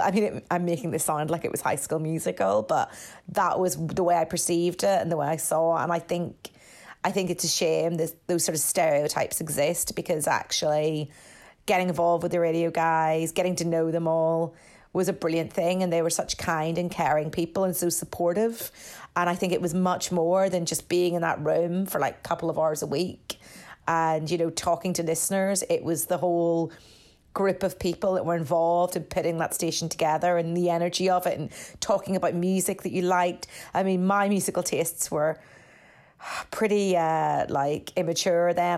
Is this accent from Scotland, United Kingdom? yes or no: no; Northern Ireland, United Kingdom; moved away as an adult; I was from Northern Ireland. I'd come to do a year abroad at Saint Xavier